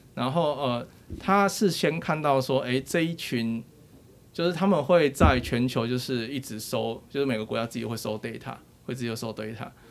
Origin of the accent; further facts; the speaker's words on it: Taiwan; 我们都是台湾人